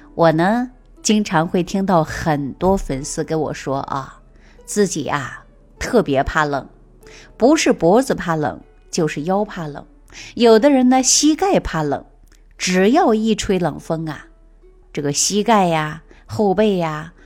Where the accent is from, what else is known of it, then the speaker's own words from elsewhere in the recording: China; 我们中国人从古至今都是和温水长大的